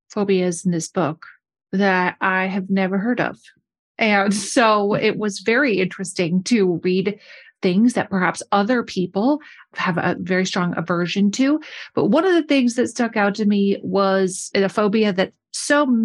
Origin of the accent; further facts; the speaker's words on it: United Kingdom; I'm British. I live in London.